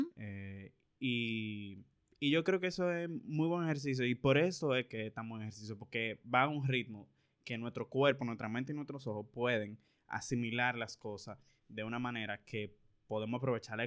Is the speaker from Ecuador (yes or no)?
no; Dominican Republic; aquí fue donde yo nací, donde yo tengo todas mis cosas, mi familia de aquí